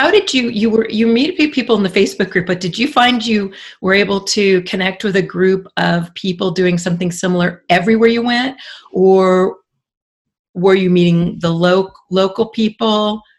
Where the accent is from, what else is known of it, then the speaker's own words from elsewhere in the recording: California, United States; I'm from Orange County.